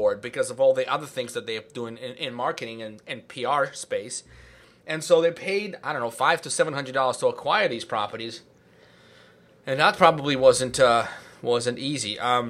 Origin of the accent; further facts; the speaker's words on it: California, United States; But so I'm from Silicon Valley.